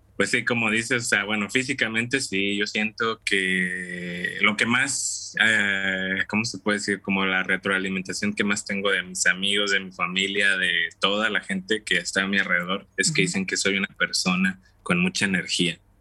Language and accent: Spanish; Tampico, Tamaulipas, Mexico; moved away as an adult; also born or lived in Matamoros, Mexico; now in Dallas, United States; yo soy originario de Tampico, Tamaulipas, México.